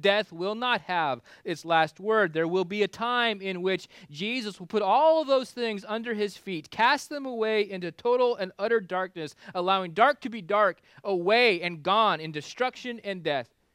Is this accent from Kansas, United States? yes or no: yes; Kansas, United States; now in Florida, United States; I grew up in Kansas where the winters were cold enough to kill bugs.